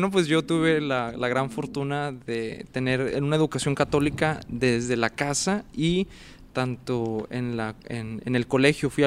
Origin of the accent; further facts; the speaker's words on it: Monclova, Coahuila, Mexico; born there; Yo nací en Monclova, Coahuila, México.